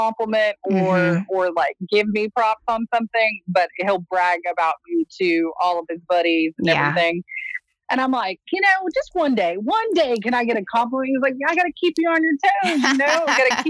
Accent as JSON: {"language": "English", "region": "Texas", "country": "United States", "tie": "born or raised there", "said": "I was born and raised in Texas"}